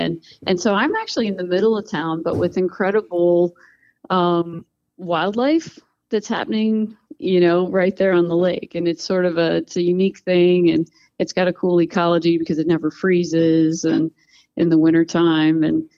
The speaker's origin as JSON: {"language": "English", "region": "Pennsylvania", "country": "United States", "tie": "born or raised there", "also_born_or_lived": "Montana", "moved": "as an adult", "said": "I'm from Pennsylvania. I'm very proud"}